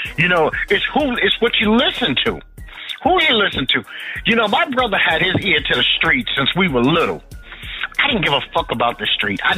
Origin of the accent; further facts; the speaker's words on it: New York City, New York, United States; I grew up in Bed-Stuy